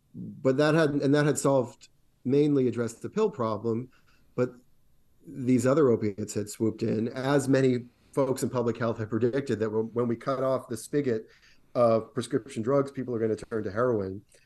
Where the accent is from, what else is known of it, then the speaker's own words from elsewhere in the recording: Rhode Island, United States; my home state of Rhode Island